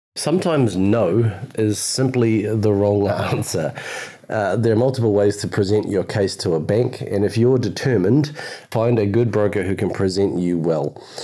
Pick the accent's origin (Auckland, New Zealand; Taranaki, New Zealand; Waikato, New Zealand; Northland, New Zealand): Auckland, New Zealand; I'm from Auckland and I've been specialising in property investment for 20 years